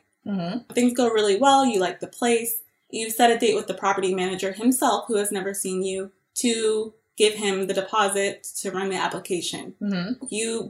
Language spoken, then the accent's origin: English; Mozambique